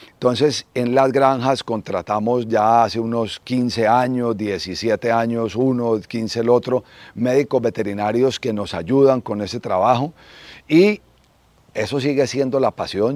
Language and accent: Spanish; Cali, Valle del Cauca, Colombia; also born or lived in Manizales; soy caleño, eh, estudié en el Colegio Bermans, en Cali